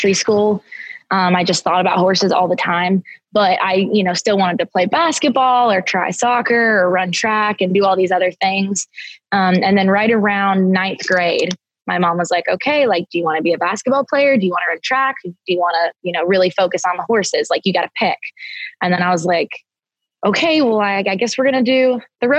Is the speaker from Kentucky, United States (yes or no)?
no; just outside of Pittsburgh, Pennsylvania, United States; moved away as an adult; also born or lived in Tennessee; I grew up in Pennsylvania, just outside of Pittsburgh.